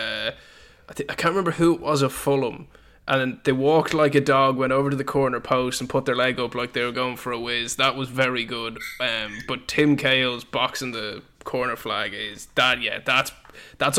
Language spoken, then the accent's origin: English; Ireland; I'm from Ireland